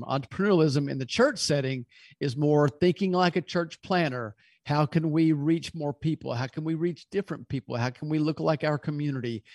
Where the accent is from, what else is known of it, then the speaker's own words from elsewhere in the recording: Louisville, Kentucky, United States; now in Birmingham, United States; originally, I'm from Louisville, Kentucky.